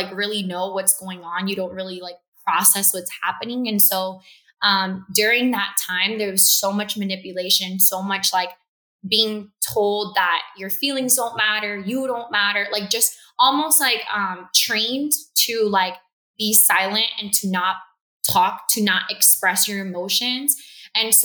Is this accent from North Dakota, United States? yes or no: no; Miami, Florida, United States; also born or lived in Cuba; I moved to Florida. I was raised in Miami, Southwest Florida.